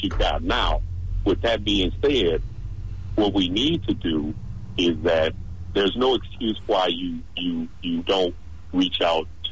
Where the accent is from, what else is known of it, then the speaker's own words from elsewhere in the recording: East St. Louis, Illinois, United States; moved away; also born or lived in Dallas; I'm from East St. Louis. I lived in Dallas for many, many years